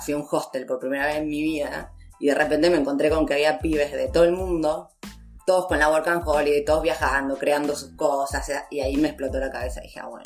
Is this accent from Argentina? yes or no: yes; Junín, Buenos Aires Province, Argentina; moved away as an adult; yo soy de Junín, pero me he ido a estudiar a Buenos Aires y mm, estuve ahí seis años